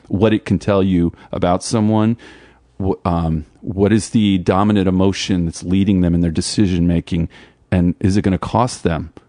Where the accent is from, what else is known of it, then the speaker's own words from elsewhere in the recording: New Jersey, United States; I'm from Jersey